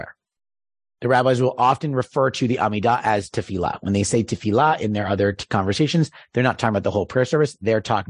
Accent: East Coast, United States; moved away; I'm from the East Coast

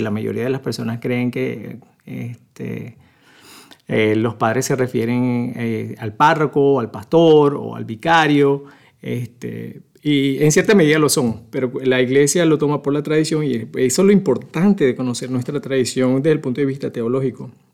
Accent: Venezuela; moved away as an adult; now in Omaha, United States; nací hace mucho tiempo en Venezuela. Soy este, venezolano, ya tengo 24 años aquí en Omaha

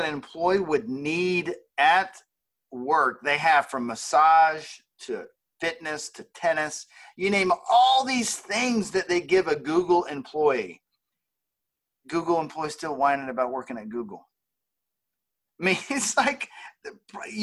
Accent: the South, United States; we're from the South

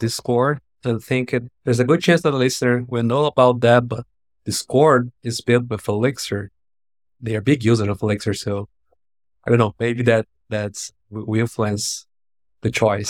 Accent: Brazil; I'm from Brazil

